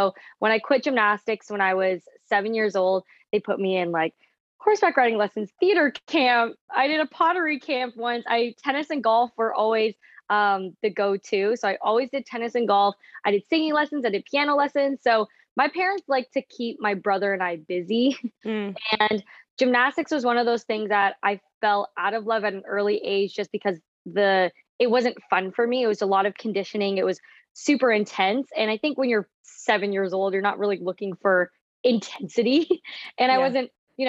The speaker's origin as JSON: {"language": "English", "town": "Toronto", "region": "Ontario", "country": "Canada", "tie": "born or raised there", "also_born_or_lived": "London, Ontario", "moved": "as an adult", "said": "Yeah, so I grew up in Toronto, Canada. I was born in Toronto and then I moved to London, Ontario."}